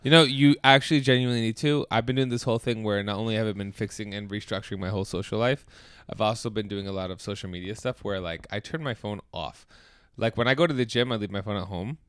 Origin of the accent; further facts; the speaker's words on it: United States; as an American